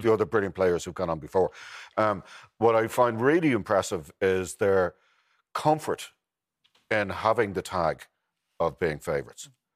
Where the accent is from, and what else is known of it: Ireland